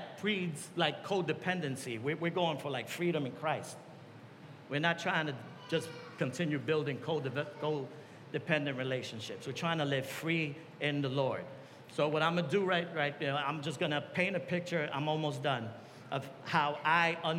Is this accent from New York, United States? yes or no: yes; New York, United States; I come from New York.